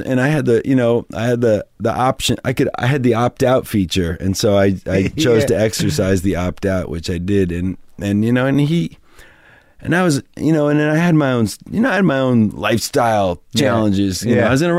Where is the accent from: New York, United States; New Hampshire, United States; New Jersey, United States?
New Hampshire, United States; moved away as an adult; also born or lived in Ohio / Boston; I grew up in New Hampshire.